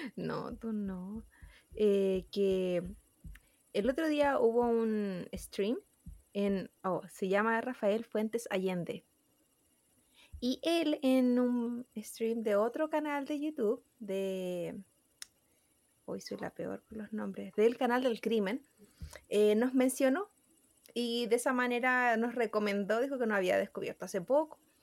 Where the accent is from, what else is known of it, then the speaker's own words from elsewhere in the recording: Chile; nuestros compatriotas